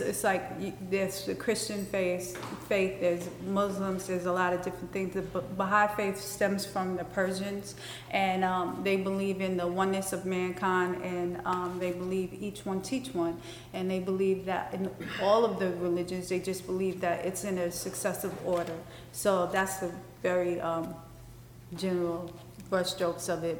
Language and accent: English; New York City, New York, United States; where I grew up in Bed Stuy, it was like the Iraq